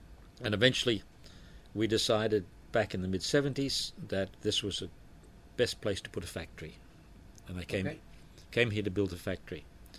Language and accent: English; Australia; moved away as an adult; now in Philippines; I grew up in Australia. I was Australian. My early life was there, of course.